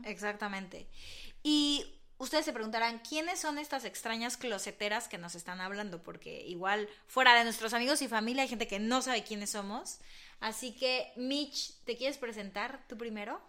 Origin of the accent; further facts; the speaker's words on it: Mexico; now in Madrid, Spain; Somos dos mexicanas que se vinieron a vivir a Madrid